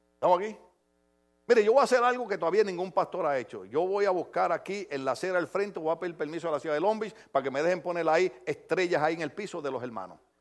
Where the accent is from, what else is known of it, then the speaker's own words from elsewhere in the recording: Puerto Rico; moved away; en mi país, en mi país